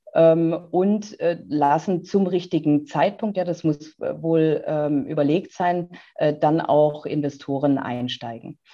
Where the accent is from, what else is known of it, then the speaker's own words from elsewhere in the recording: Neckar valley, Baden-Württemberg, Germany; ich bin ja äh, hier im Neckartal geboren